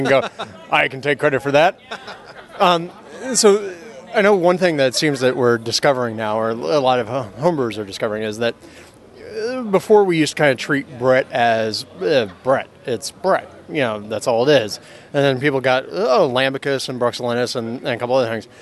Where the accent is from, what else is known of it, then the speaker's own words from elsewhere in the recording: Pasadena, California, United States; my hometown of Pasadena